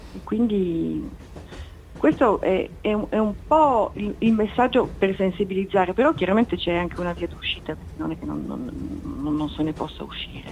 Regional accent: Turin, Piedmont, Italy; moved away as an adult; also born or lived in New York / Milan; poi mi sono trasferita a Torino che peraltro è la mia città d'origine

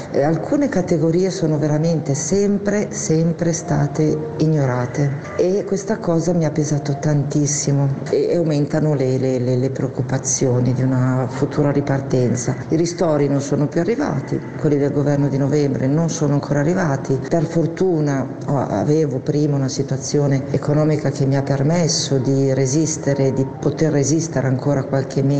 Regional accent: Crema, Lombardy, Italy; sono di Crema, in provincia di Cremone.

